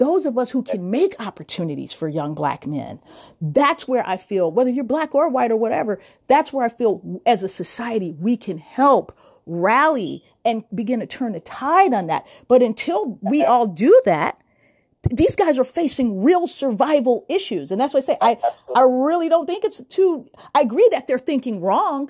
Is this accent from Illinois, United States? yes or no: yes; Chicago, Illinois, United States; when I was coming up as a kid in Chicago